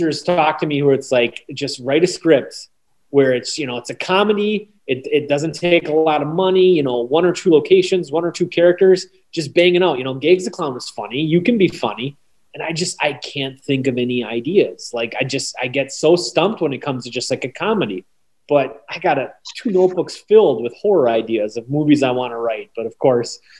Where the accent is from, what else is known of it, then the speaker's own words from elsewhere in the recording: Oconto Falls, Wisconsin, United States; I grew up in Oconto Falls, Wisconsin, which is about 30 miles from Green Bay.